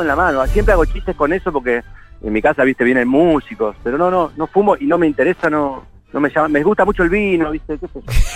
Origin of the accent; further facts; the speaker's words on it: Funes, Santa Fe, Argentina; moved away; Yo me crié en Funes, un lugar cerca de Rosario